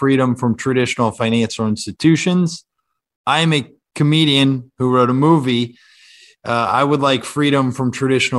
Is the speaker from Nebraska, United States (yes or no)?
no; Kansas, United States; moved away as an adult; now in New York, United States; I'm from Kansas originally.